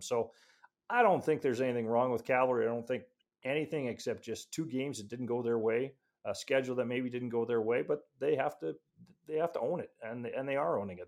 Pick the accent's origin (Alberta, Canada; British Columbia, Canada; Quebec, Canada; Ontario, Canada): Alberta, Canada; Edmonton; now in Calgary, Canada; I'm actually from Edmonton